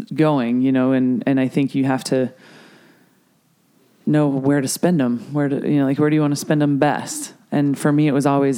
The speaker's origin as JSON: {"language": "English", "region": "Colorado", "country": "United States", "said": "I'm from Colorado. I, you know, like my old club in South Denver has a 3-court indoor sand facility"}